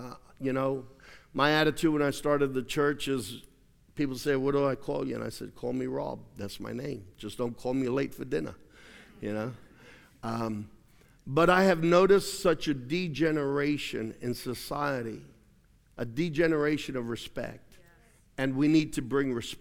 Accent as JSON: {"language": "English", "country": "Australia", "tie": "born or raised there", "moved": "as an adult", "lives_now": "United States", "said": "I had lived in Australia for 29 years, even though I'm an American. Aussies reminded me often that I was an American. I'd hear Yankee all the time. And when I first went to school there"}